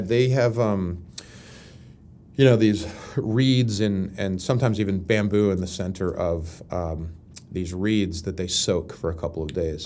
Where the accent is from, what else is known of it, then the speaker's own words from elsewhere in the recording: Pittsburgh, Pennsylvania, United States; moved away as an adult; now in Los Angeles, United States; I come from Pittsburgh